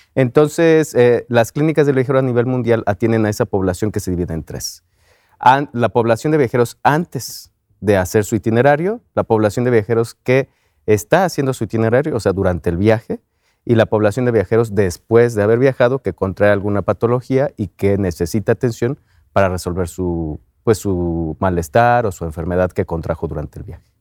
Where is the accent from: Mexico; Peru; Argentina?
Mexico